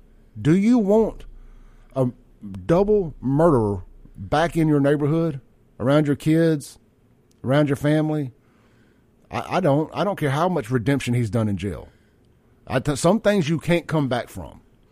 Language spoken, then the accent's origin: English; Jackson, Mississippi, United States; I grew up in South Jackson.